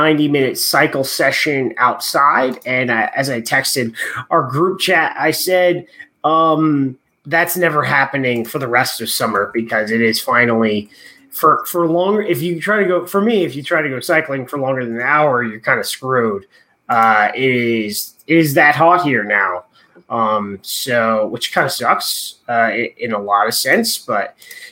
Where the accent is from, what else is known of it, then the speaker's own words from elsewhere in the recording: Southern California, United States; growing up in Southern California